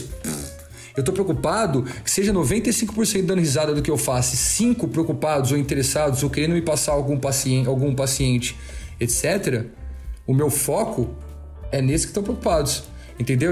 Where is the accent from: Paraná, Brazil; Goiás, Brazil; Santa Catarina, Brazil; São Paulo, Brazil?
São Paulo, Brazil; Ribeirão Preto; Sou daqui do interior de São Paulo, de Ribeirão Preto